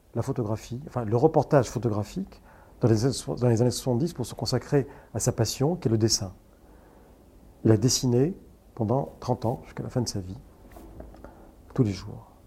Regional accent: Casablanca, Casablanca-Settat, Morocco; now in Paris, France; mon enfance au Maroc, je vois un pays de cocagne

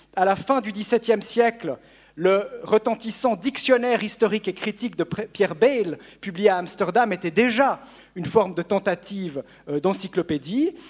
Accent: Lausanne, Vaud, Switzerland; chez nous à Lausanne

